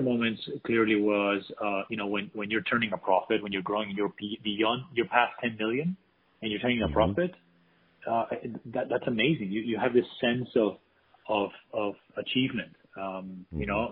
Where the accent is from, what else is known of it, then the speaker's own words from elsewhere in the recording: Spain; now in United States; I'm actually from Spain originally, although I've been here for many years.